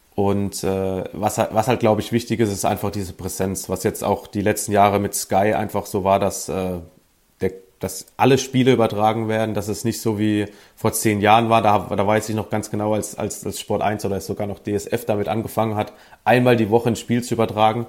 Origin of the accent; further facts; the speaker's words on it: Sinzheim, Baden-Württemberg, Germany; moved away; also born or lived in St. Louis; aus der Nähe von Baden-Baden, äh, aus Sinsheim, nicht zu verwechseln mit dem Hoffenheim-Sinsheim.